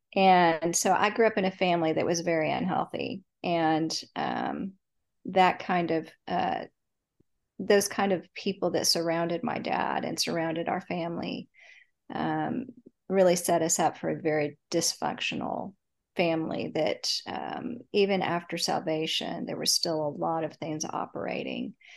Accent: Dallas, Texas, United States; I grew up in Dallas, Texas. I still live in Dallas

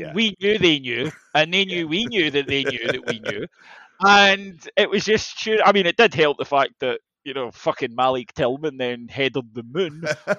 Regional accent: United Kingdom; I'm British

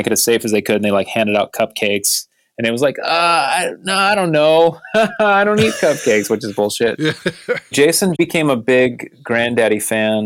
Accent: Modesto, California, United States; moved away; also born or lived in Fresno, California; I was born in Fresno, raised in Modesto

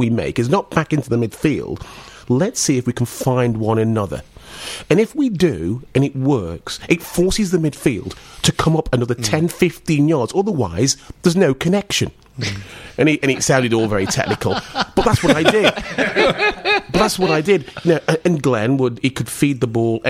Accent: Stoke-on-Trent, West Midlands, United Kingdom; moved away; that was my hometown

